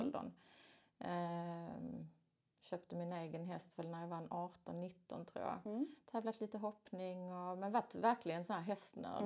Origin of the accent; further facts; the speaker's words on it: Skåne, Sweden; jag är en skåning